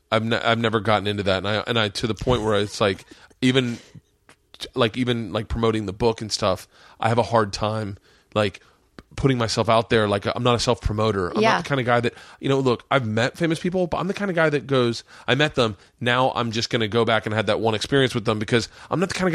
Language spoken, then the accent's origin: English; the South, United States; I grew up in the South, the segregated South, and I noticed it.